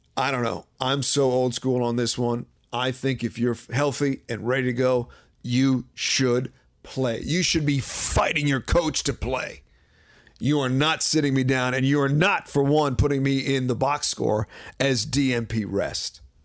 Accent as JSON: {"language": "English", "town": "Washington", "region": "District of Columbia", "country": "United States", "tie": "born or raised there", "said": "my hometown team, Wizards"}